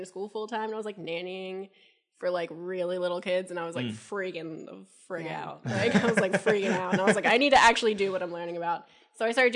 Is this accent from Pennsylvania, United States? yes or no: yes; Coatesville, Pennsylvania, United States; Born and raised Coatesville, Pennsylvania